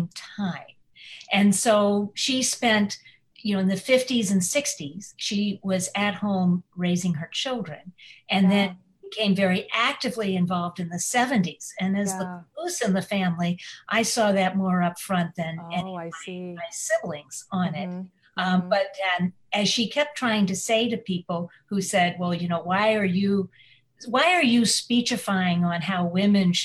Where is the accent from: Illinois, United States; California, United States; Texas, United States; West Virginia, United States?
Illinois, United States; we grew up in Illinois